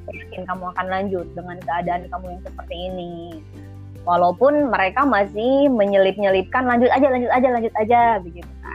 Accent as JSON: {"language": "Indonesian", "town": "Tasikmalaya", "region": "West Java", "country": "Indonesia", "said": "saya orang Tasik"}